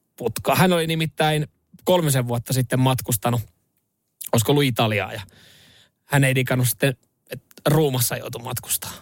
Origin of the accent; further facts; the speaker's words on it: Vantaa, Uusimaa, Finland; lamaajan lapsena Länsi-Vantaalla viettänyt nuoruuden